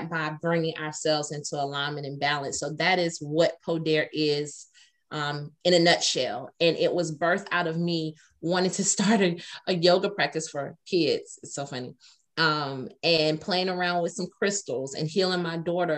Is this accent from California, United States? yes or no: no; Atlanta, Georgia, United States; I'm from Atlanta